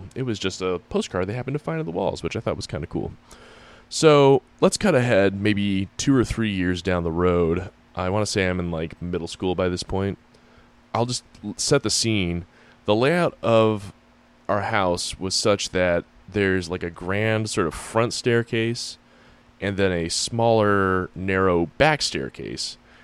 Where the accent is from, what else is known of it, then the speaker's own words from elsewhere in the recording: Springfield, Massachusetts, United States; I grew up in Springfield, Massachusetts, in a historic district